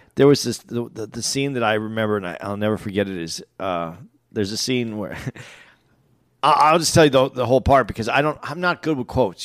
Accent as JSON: {"language": "English", "region": "West Coast", "country": "United States", "tie": "born or raised there", "said": "I grew up on the West"}